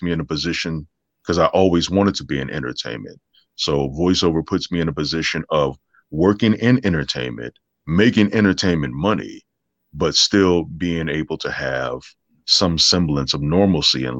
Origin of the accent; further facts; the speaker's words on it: Las Vegas, Nevada, United States; now in Los Angeles, United States; I'm originally from Vegas